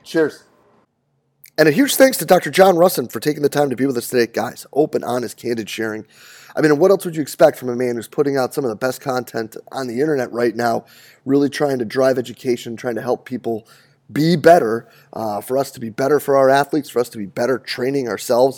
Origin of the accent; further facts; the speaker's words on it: Rochester, New York, United States; moved away as an adult; also born or lived in Cortland, New York; I grew up in Rochester, did my undergrad at SUNY Cortland